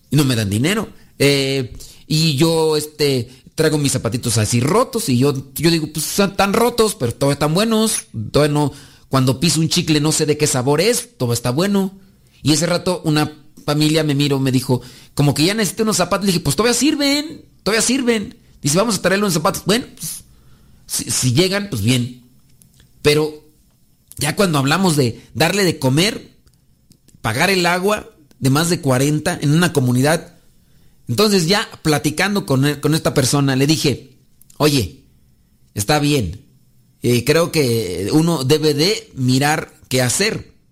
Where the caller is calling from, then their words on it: Texas, United States; acá de Hueco, Texas.